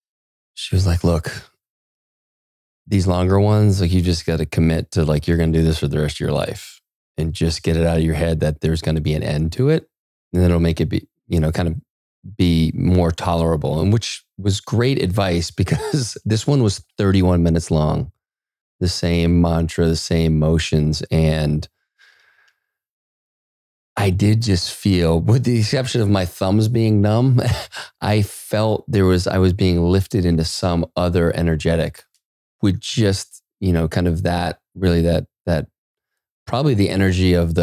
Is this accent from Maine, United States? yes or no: yes; Maine, United States; I grew up in Maine, bro. We talk funky up there.